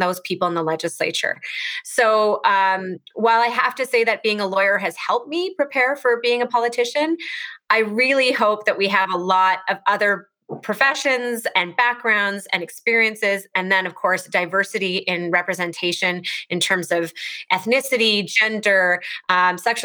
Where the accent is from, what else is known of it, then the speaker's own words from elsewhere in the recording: Edmonton, Alberta, Canada; also born or lived in Toronto; I grew up here in Edmonton